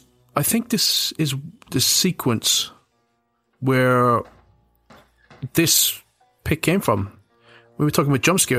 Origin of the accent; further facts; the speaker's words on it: Ireland; moved away; because we grew up in Ireland